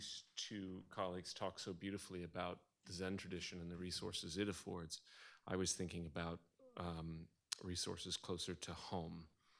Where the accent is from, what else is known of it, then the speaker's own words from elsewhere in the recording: Midwest, United States; now in New England, United States; I'm just, I'm from the Midwest and we generally are reluctant to talk about our own inner lives. But then I've, a transplant to New England, which is not exactly any better.